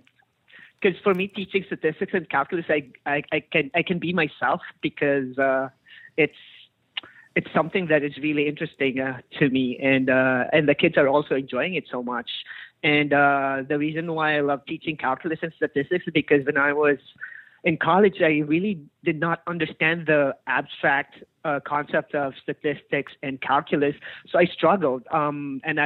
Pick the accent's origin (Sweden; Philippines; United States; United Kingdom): Philippines; I'm from the Philippines. I got my education in the Philippines